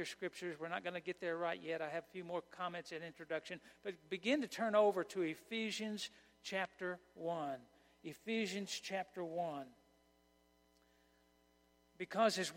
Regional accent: Oklahoma, United States; moved away as an adult; also born or lived in Kansas; When I was raised in Oklahoma, I had never heard of Advent. And I moved to Kansas

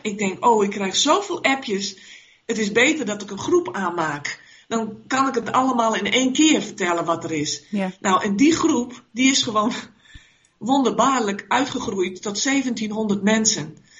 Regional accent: Netherlands; wij als Nederlanders

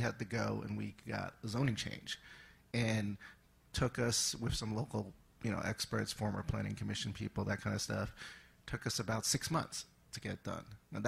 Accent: California, United States; So I'm the out-of-state investor. We're from California, which is where we started the family office, and original assets were based.

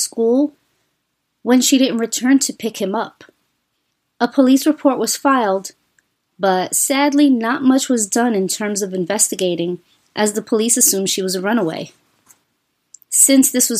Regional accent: New York City, New York, United States; As a child growing up in New York City

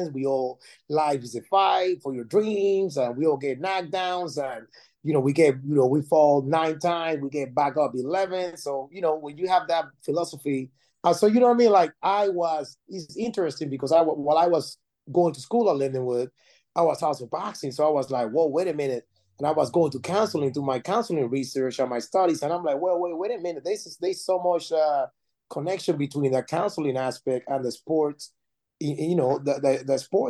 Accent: Panama City, Panama; moved away as an adult; now in United States; I'm originally from Panama City, Panama, and I came to the United States in 2002

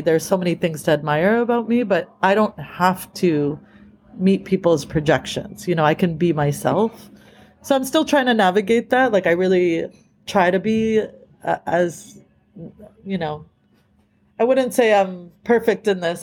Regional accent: Boston, Massachusetts, United States; moved away as an adult; now in California, United States; I grew up in these small suburbs of Boston where it was primarily white

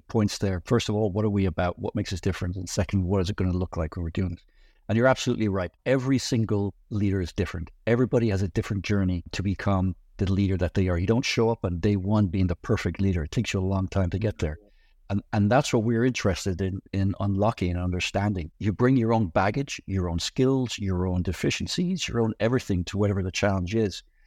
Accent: Ireland; moved away as an adult; now in United States; I grew up in Ireland, the son of a publican

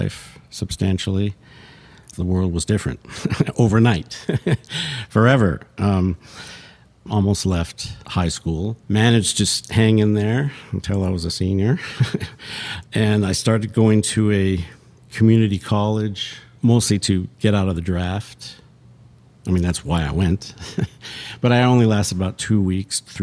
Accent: Redondo Beach, California, United States; also born or lived in Santa Monica, California; I was born in Santa Monica and moved to Redondo Beach / Torrance, kind of on the border there, when I was 7 or 8

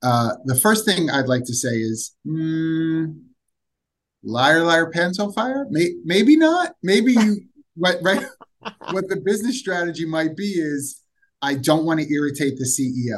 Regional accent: Philadelphia, Pennsylvania, United States; I'm from Philadelphia

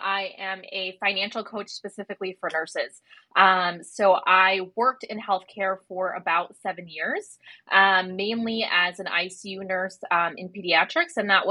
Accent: Chicago, Illinois, United States; also born or lived in New York / New Jersey; now in Sydney, Australia; We lived a little all over, like New York, New Jersey, but we spent a majority of my life in Chicago. So I'm newly from Sydney as of like 7 months ago, but Chicago's my home.

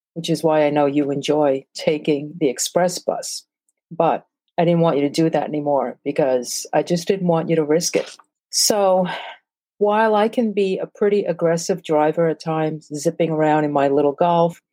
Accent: New York City, New York, United States; also born or lived in Brazil / Brookline, Massachusetts / Newark, New Jersey; I'm Asian, born in Brazil, South America, and grew up in Flatbush, Brooklyn

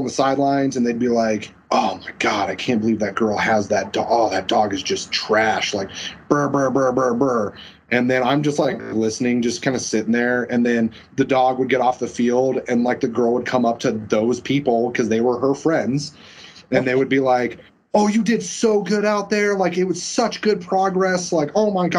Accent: Colorado Springs, Colorado, United States; I was born in Colorado Springs. I grew up in a place called Black Forest, which is still in Colorado Springs

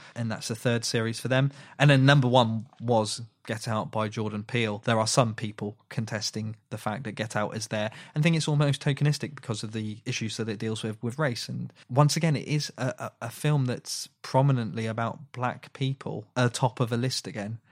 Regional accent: United Kingdom; We are British people

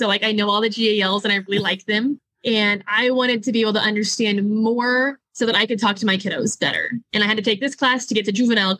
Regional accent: Cameron, Missouri, United States; now in Lincoln, United States; I am from Cameron, Missouri, which is 30 minutes north of Kansas City, Missouri. I went to Cameron High School.

